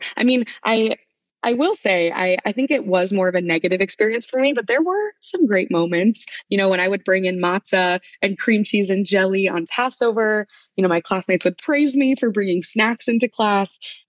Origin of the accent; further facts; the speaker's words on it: Wichita, Kansas, United States; now in New York City, United States; Spent my whole life growing up in Wichita, but currently located in New York City.